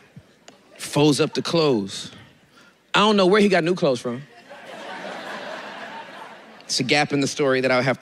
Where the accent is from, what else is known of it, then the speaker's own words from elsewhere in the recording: Inglewood, California, United States; Dude from Inglewood. I'm from Inglewood, California. The hood